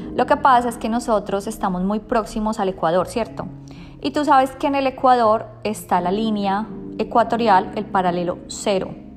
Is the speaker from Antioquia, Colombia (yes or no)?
no; Bogotá, Colombia; now in Sydney, Australia; yo soy de Bogotá